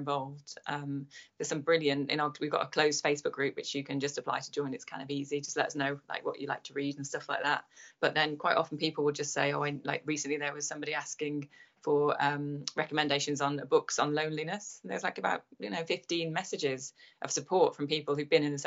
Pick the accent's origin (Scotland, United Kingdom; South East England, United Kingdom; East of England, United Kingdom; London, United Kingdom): London, United Kingdom; I'd be like, oh, from Chiswick